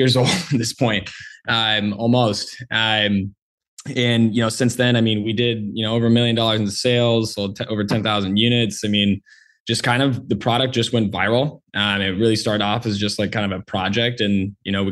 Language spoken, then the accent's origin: English; San Diego, California, United States; born and raised in San Diego, California